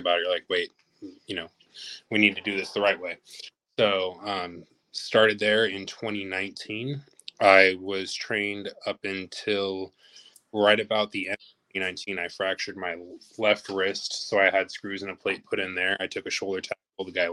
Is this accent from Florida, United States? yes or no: no; Los Angeles, California, United States; moved away; I'm originally from Los Angeles, California.